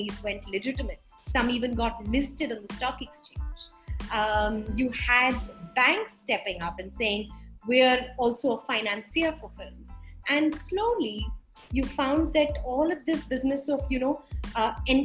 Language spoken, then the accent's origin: English; Mumbai, Maharashtra, India; I'm from Bombay